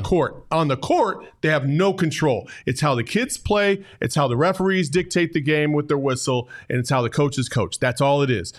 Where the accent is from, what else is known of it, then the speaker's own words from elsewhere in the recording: Arizona, United States; also born or lived in Cordes Junction, Arizona; growing up in Arizona is I've, I've played basketball all over this state